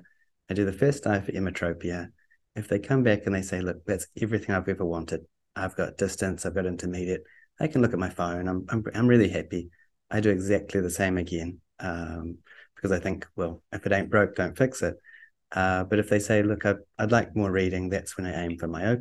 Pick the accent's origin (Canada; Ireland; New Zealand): New Zealand; I am a Kiwi